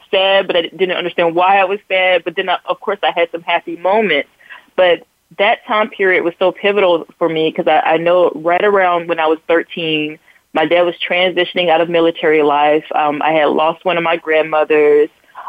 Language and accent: English; Newport News, Virginia, United States; born there; also born or lived in California / New Jersey / North Carolina; I've lived in three different areas in California. We lived in, New Jersey, North Carolina. I was born in Newport News